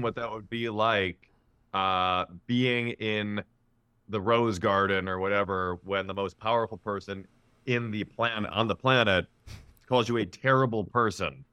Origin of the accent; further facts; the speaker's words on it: Chicago, Illinois, United States; moved away; I'm from Chicago